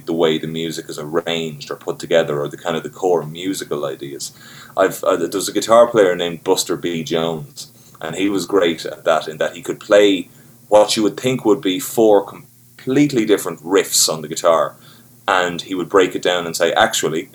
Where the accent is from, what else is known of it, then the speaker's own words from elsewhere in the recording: Carlow, Leinster, Ireland; So I'm from a place called Carlow in Ireland, and it's about an hour south, kind of southwest of Dublin. And, you know, I was lucky when I was growing up